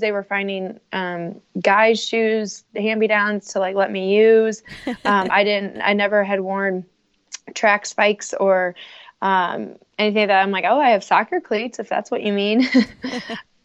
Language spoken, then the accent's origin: English; St. Louis, Missouri, United States; also born or lived in Southern Indiana; I work for the corporate offices in St. Louis. I moved home from Southern Indiana in the summer of 2015